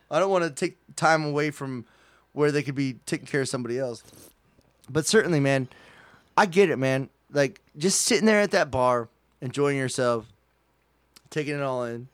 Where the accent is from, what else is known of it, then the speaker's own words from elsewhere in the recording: United States; I'm an American